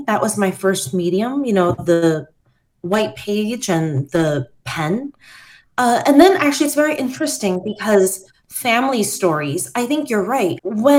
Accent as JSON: {"language": "English", "country": "Taiwan", "tie": "born or raised there", "said": "my friends growing up in Taiwan and my friends that have grown up abroad"}